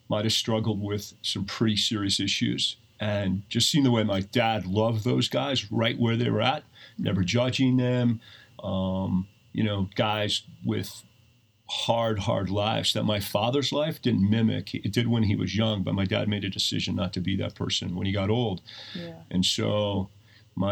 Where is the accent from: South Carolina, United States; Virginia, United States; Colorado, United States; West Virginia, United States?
Colorado, United States; Steamboat Springs; I grew up in Steamboat